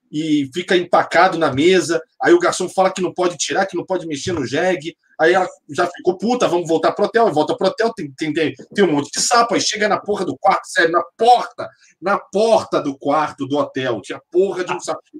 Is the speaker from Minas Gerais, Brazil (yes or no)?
yes; São Lourenço, Minas Gerais, Brazil; Então é o seguinte: São Lourenço, a minha infância foi em São Lourenço.